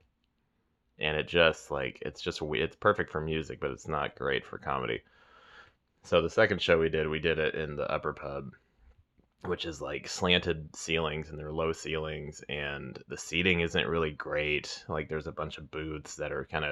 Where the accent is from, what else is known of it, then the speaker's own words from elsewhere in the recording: Weston, Missouri, United States; my hometown, Weston